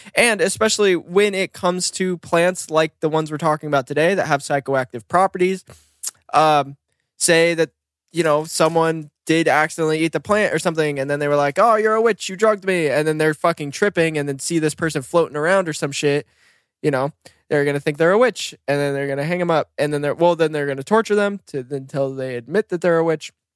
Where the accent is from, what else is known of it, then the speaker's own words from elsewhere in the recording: Bend, Oregon, United States; moved away; also born or lived in Bakersfield, California; growing up in Bend